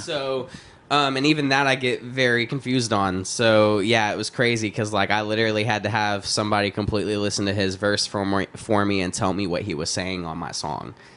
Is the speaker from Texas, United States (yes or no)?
yes; Texas, United States; I grew up in Texas, listening to, like I said, like dirty South trap.